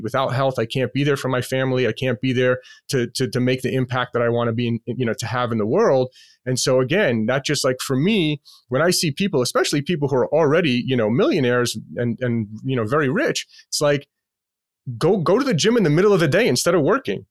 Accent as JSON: {"language": "English", "town": "New York City", "region": "New York", "country": "United States", "tie": "born or raised there", "moved": "as an adult", "lives_now": "Las Vegas, United States", "said": "I'm born and raised in Queens, New York"}